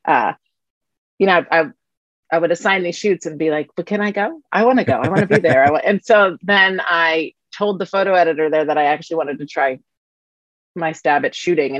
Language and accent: English; Washington, District of Columbia, United States; I'm from Washington, D.C., actually, born and raised in the District of Columbia